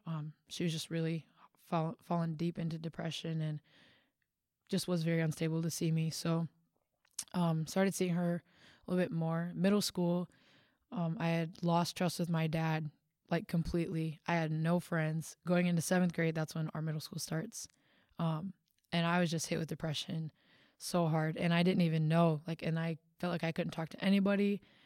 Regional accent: Big Rapids, Michigan, United States; I am from Michigan

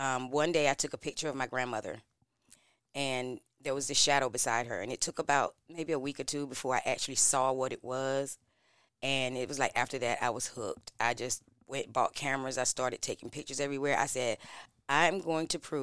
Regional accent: Greenville, North Carolina, United States; I am from Greenville

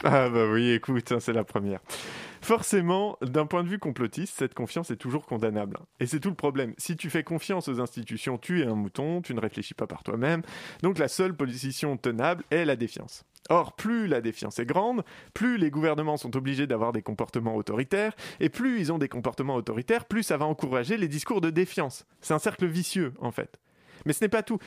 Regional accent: Paris, Île-de-France, France; je suis un Parisien

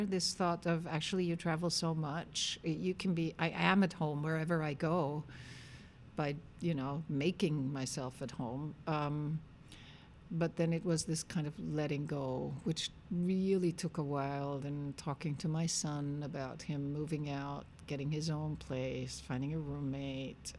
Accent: Vienna, Austria; I'm born and raised in Austria, and I've lived most of my life in Vienna

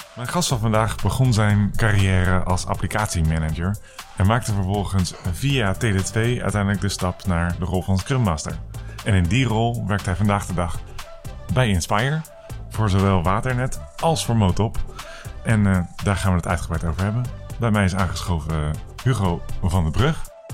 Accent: Netherlands; wij als Nederlanders

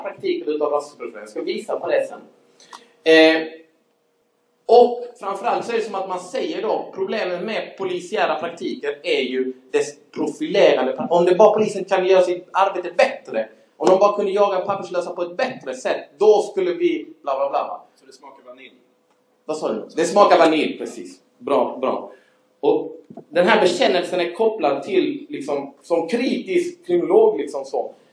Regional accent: Skåne, Sweden; accent: Scanian (skånska); Jag hoppas ni hänger med på min skånska

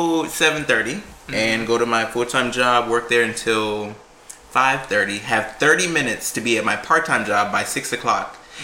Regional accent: Beaufort, South Carolina, United States; I'm originally from Beaufort, South Carolina. I was born and raised there

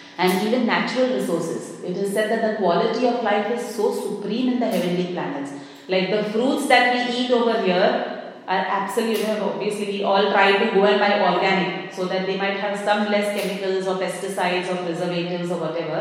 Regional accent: India; moved away; I come from India

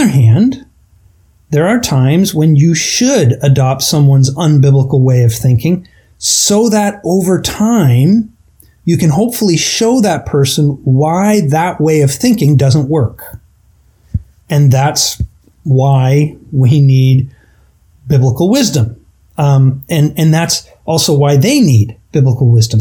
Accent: Canada; I'm Canadian

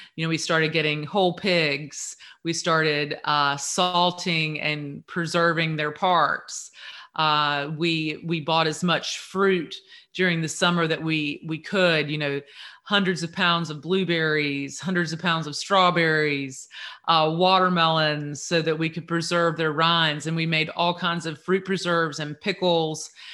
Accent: Eastern North Carolina, United States; I grew up here in Eastern North Carolina

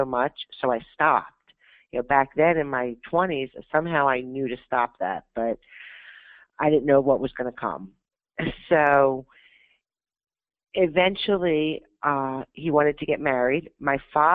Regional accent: Pennsylvania, United States; also born or lived in Florida; when I was about a year old, my mother divorced my biological father to move to Pennsylvania to be with her parents

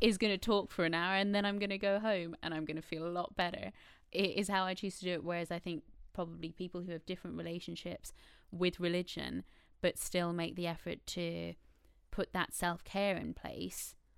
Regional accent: Ireland; born or raised there

